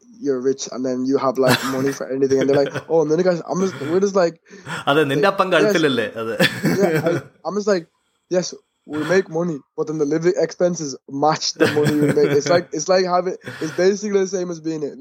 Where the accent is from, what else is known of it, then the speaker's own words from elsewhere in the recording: Ireland; also born or lived in Kuwait; I was born in Kuwait, and I moved to Ireland like in 2004, so around when I was like 5